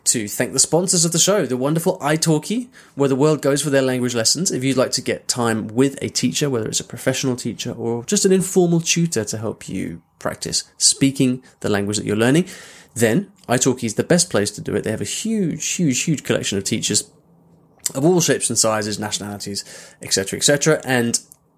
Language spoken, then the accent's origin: English; Cambridge, East of England, United Kingdom; accent: close to RP; moved away; also born or lived in London; I grew up in Cambridge